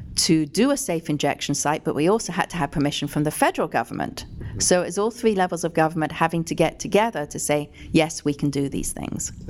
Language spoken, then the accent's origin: English; England, United Kingdom; moved away as an adult; I came from England, obviously, when I was 18